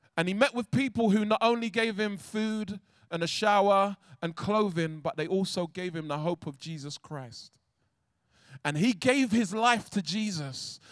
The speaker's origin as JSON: {"language": "English", "region": "London", "country": "United Kingdom", "said": "I'm from South London"}